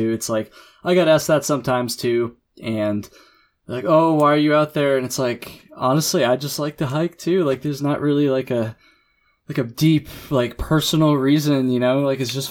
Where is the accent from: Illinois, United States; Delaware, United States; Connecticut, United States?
Connecticut, United States; born or raised there; moved away as an adult; now in San Diego, United States